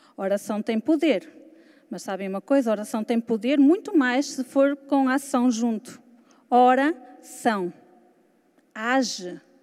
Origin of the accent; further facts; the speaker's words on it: Portugal; also born or lived in Lisbon; Sou de Portugal.